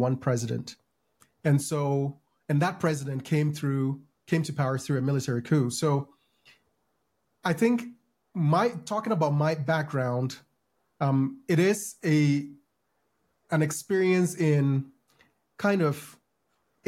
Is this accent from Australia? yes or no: no; Ghana; now in United States; I grew up in Ghana.